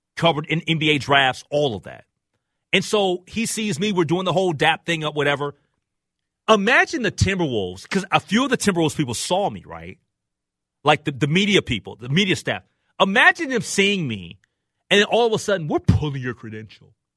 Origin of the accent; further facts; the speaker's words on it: Minnesota, United States; I'm a Minnesotan